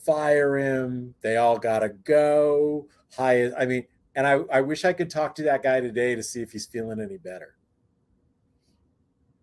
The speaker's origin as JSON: {"language": "English", "town": "Los Angeles", "region": "California", "country": "United States", "tie": "born or raised there", "also_born_or_lived": "Framingham, Massachusetts"}